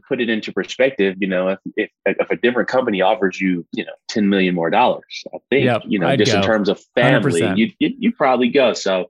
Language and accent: English; Detroit, Michigan, United States; Yeah, born and raised in Detroit, Michigan. Have two great parents